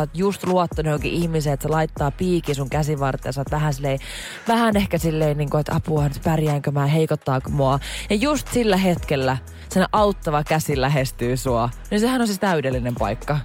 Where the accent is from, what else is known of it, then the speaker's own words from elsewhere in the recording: Jyväskylä, Central Finland, Finland; kun mä oon Jyväskylästä